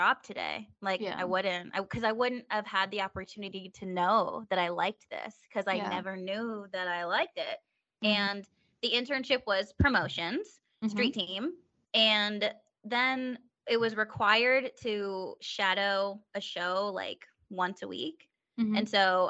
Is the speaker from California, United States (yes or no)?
yes; Stockton, California, United States; moved away as an adult; also born or lived in San Diego; now in Pennsylvania, United States; I'm from Stockton, so that's Sacramento area.